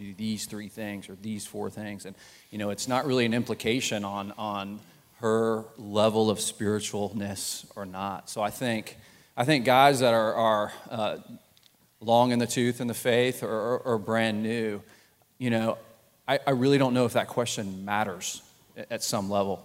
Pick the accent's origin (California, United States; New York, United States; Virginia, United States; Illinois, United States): Virginia, United States; Richmond; We grew up together in Richmond, met in high school